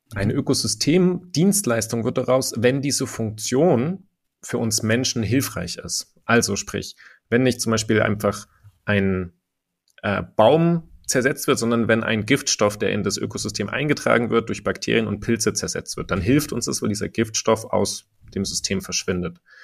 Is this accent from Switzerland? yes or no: no; Germany; bei uns in Deutschland